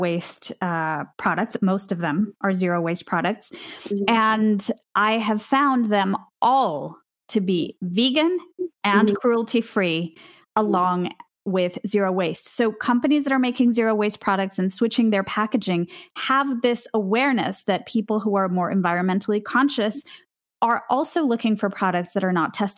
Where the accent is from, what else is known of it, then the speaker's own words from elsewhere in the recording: Venezuela; moved away; I grew up in Venezuela.